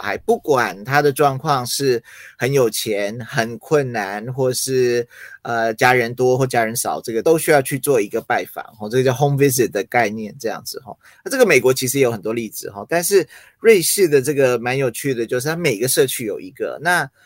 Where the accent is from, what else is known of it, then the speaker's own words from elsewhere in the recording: Taiwan; Chinese is a second language; also born or lived in United States; 那我在美国那时候就是，呃，幼稚园，然后准备要升小学，然后后来就，就来台湾